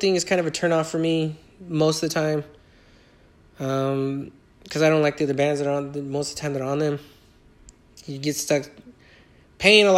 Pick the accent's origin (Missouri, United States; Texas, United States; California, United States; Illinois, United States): California, United States; Inland Empire; also born or lived in Iowa; here where I'm located at my hometown in California, in the Inland Empire